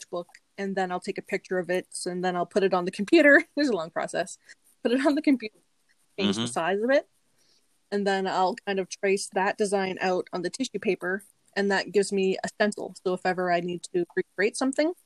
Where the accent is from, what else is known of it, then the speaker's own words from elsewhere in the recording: Sheshegwaning First Nation, Ontario, Canada; I'm from Shishigwaning First Nation.